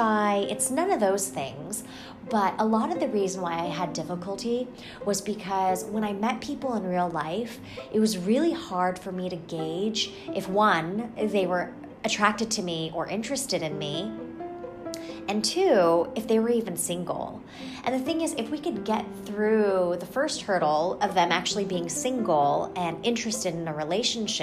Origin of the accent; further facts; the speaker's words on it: Albuquerque, New Mexico, United States; moved away as an adult; also born or lived in Los Angeles, California; now in Bay Area, United States; I grew up in Albuquerque, New Mexico